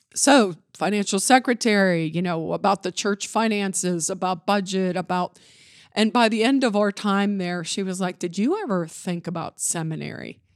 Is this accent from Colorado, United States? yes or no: no; Johnstown, Pennsylvania, United States; also born or lived in Altoona, Pennsylvania / Indiana, Pennsylvania / Gettysburg, Pennsylvania / Pittsburgh, Pennsylvania; now in Beaver Falls, United States; I was raised in Johnstown, Pennsylvania